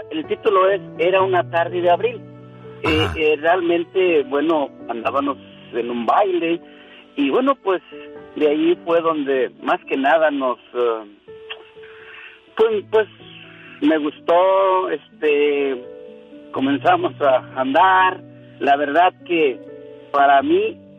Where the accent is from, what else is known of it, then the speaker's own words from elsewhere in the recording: El Aguaje, Michoacán, Mexico; now in United States; pueblo, que un pueblo que tiene problemas ahorita, el Aguaje, Michoacán. Somos originarios de ahí.